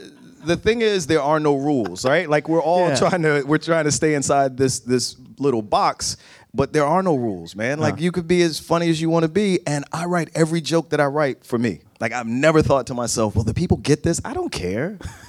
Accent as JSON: {"language": "English", "region": "New Jersey", "country": "United States", "tie": "born or raised there", "also_born_or_lived": "Virginia", "moved": "as an adult", "said": "I lived between New Jersey and Virginia for the first 40 years of my life, and I moved here in 2013."}